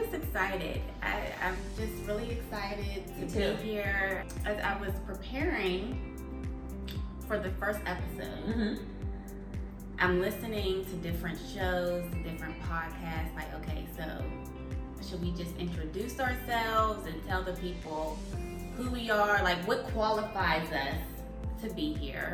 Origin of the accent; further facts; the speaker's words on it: Pittsburgh, Pennsylvania, United States; now in California, United States; we're both from Pittsburgh. We both moved from Pittsburgh to California